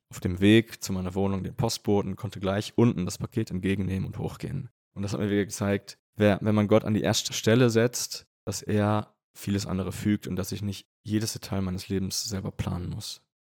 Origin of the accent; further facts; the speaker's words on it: Germany; moved away as an adult; also born or lived in Vienna, Austria; now in Münster, Germany; Münster eigentlich relativ nah liegt bei meiner Heimat. Und ich hatte auch den Wunsch, mal wieder nach Deutschland zurückzukehren.